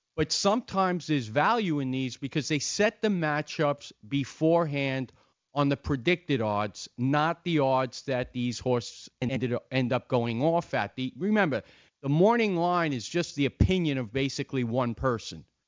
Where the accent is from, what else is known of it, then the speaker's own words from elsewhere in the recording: Long Beach, New York, United States; also born or lived in Island Park, New York; I lived in uh, Long Beach